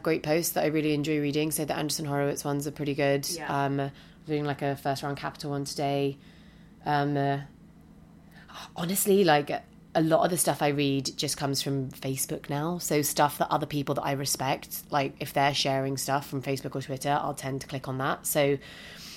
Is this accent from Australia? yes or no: no; United Kingdom; moved away as an adult; now in San Francisco, United States; being the British person